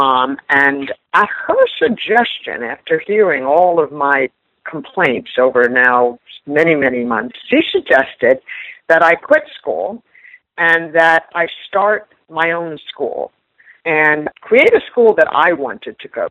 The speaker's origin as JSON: {"language": "English", "town": "New York City", "region": "New York", "country": "United States", "tie": "born or raised there", "said": "I am from New York City, born and raised"}